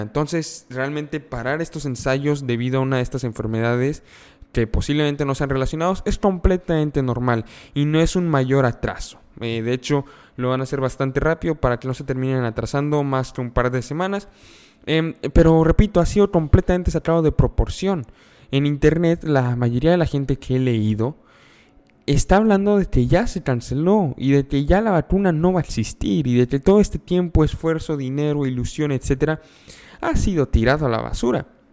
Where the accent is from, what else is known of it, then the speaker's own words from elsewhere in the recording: Mexico; yo soy mexicano